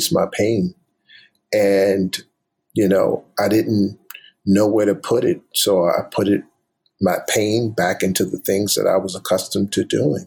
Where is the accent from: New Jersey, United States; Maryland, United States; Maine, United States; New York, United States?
Maryland, United States; Baltimore; moved away as an adult; Going to Oral Roberts University was culture shock for a kid growing up in Baltimore